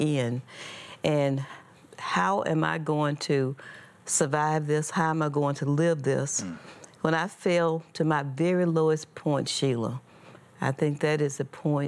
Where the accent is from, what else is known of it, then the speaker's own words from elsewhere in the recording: Mississippi, United States; I was born and raised in Mississippi